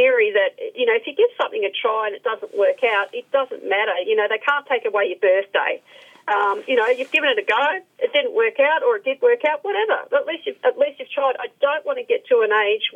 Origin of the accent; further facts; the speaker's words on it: Melbourne, Victoria, Australia; I grew up in Melbourne, so I'm used to the cold weather